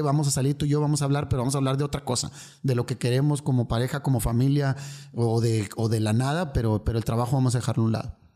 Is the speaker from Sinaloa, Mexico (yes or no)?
no; Monterrey, Nuevo León, Mexico; vengo de aquí, soy de Monterrey